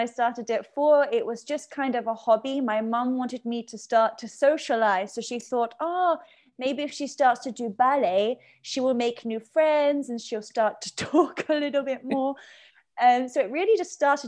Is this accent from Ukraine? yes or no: no; Surrey, South East England, United Kingdom; I grew up in Surrey in England, the southeast of London.